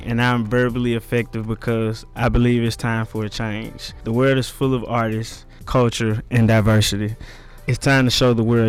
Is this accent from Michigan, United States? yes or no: no; Memphis, Tennessee, United States; I'm from Memphis. I grew up in Klondike, actually.